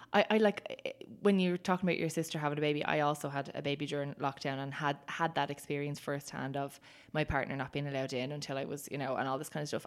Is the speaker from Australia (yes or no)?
no; Ireland; we experience as Irish people